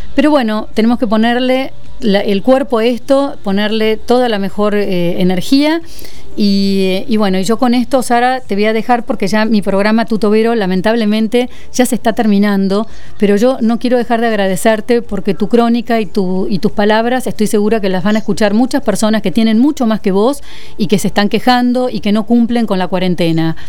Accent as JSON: {"language": "Spanish", "country": "Argentina", "said": "nuestros hermanos argentinos"}